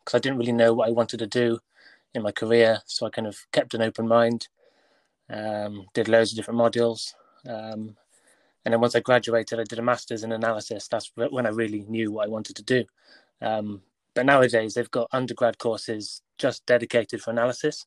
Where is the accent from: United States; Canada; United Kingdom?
United Kingdom; South Wales; I'm 27 years old and I'm from South Wales